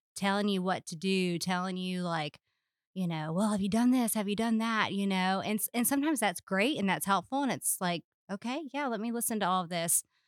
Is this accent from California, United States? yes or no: no; Charleston, South Carolina, United States; moved away as an adult; also born or lived in Little Rock, Arkansas; now in Lakeland, United States; I'm from Charleston, South Carolina